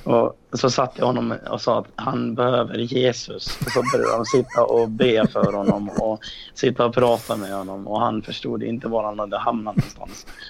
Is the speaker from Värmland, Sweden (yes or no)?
no; Dalarna County, Sweden; moved away; När jag var här hemma i Dalarna.